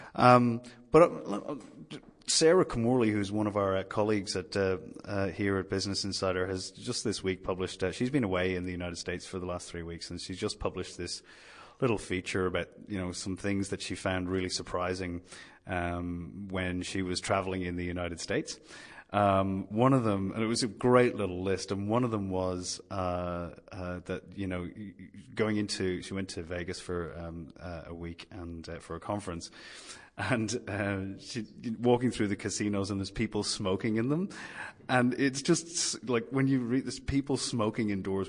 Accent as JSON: {"language": "English", "country": "Ireland", "moved": "yes", "lives_now": "Sydney, Australia", "said": "my home country, Ireland"}